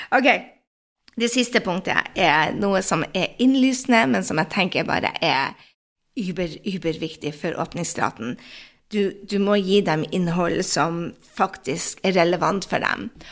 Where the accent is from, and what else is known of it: Norway; moved away